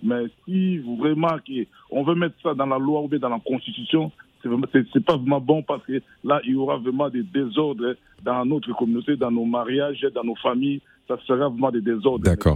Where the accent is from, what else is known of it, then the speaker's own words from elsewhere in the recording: DR Congo; chez nous au Congo